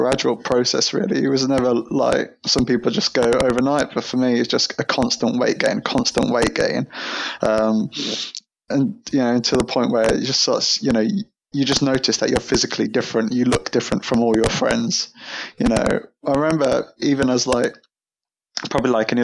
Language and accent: English; near Birmingham, West Midlands, United Kingdom; moved away as an adult; now in London, United Kingdom; I'm not originally from London. I used to live near Birmingham in the Midlands.